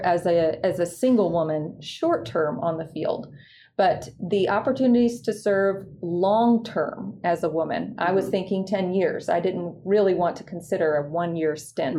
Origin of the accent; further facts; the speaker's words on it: Appomattox, Virginia, United States; moved away as an adult; I grew up in Appomattox, Virginia